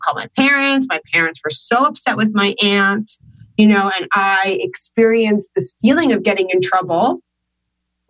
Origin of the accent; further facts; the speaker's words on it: Long Island, New York, United States; I was born in 1988 in Long Island, New York